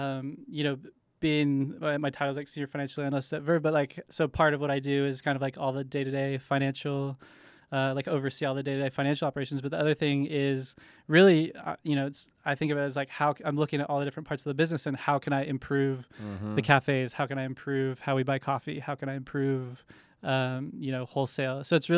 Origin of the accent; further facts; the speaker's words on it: Tulsa, Oklahoma, United States; So I grew up in Tulsa, Oklahoma.